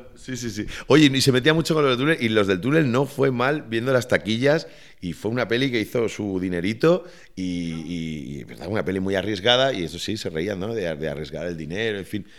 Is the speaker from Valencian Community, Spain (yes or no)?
yes; Valencian Community, Spain; ese carácter festivo de, los valencianos y, mío en particular